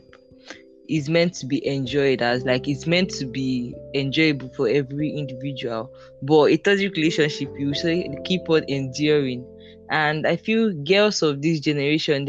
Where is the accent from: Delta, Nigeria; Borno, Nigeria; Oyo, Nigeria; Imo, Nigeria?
Delta, Nigeria; now in Port Harcourt, Nigeria; I'm from Delta State